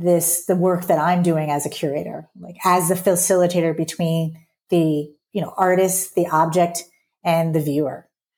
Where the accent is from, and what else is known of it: Southern US, United States